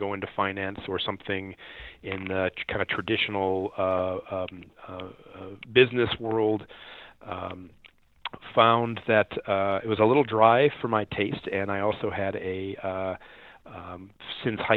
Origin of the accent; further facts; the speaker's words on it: United States; also born or lived in Chicago, Illinois / St. Louis, Missouri; I grew up in Chicago and in St. Louis